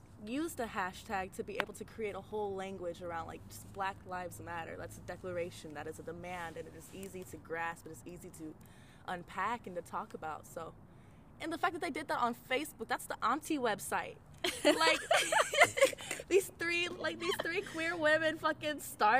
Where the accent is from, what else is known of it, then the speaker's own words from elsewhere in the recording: Tempe, Arizona, United States; moved away as an adult; also born or lived in Flagstaff, Arizona; now in Washington, D.C., United States; I grew up in central Arizona, or more like in Tempe, and then went to college up in Flagstaff